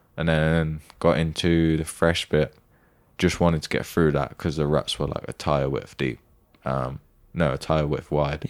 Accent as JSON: {"language": "English", "country": "United Kingdom", "said": "as a British person"}